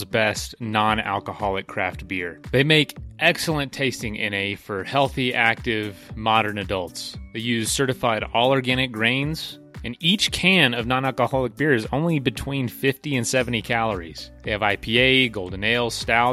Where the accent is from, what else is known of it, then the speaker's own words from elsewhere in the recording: Florida, United States; I'm from Florida, too